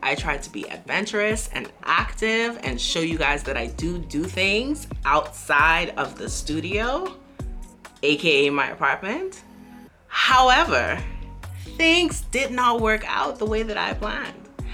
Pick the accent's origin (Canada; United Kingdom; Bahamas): Bahamas; moved away as an adult; now in Beijing, China; I'm from the Bahamas and we have beaches for days